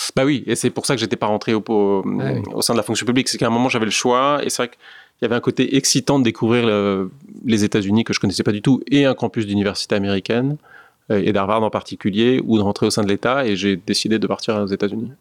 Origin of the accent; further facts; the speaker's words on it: France; moved away; also born or lived in New York; quand on est un Français euh, dans le luxe